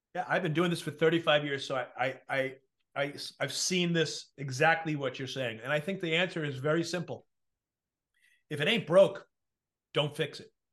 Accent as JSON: {"language": "English", "region": "New York", "country": "United States", "said": "I come from New York"}